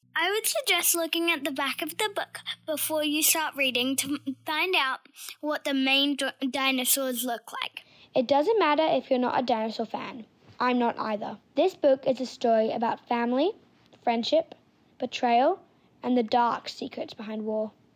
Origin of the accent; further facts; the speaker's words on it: Gold Coast, Queensland, Australia; I am from the Gold Coast